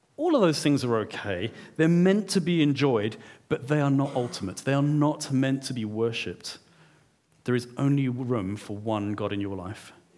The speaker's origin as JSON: {"language": "English", "country": "South Africa", "moved": "yes", "said": "I'm a South African"}